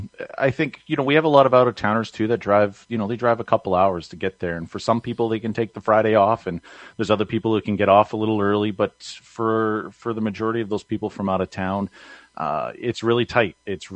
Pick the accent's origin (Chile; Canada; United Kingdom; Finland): Canada; Emo, Ontario; So I'm originally from Emo Speedway. If people who've listened to me be interviewed through you before